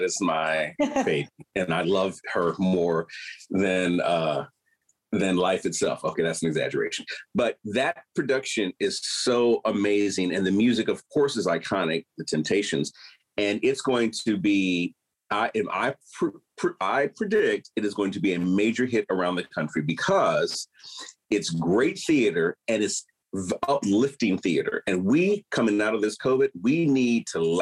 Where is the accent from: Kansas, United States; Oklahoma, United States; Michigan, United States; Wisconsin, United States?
Michigan, United States; Detroit; moved away; I come from Detroit and my whole family worked in the automotive industry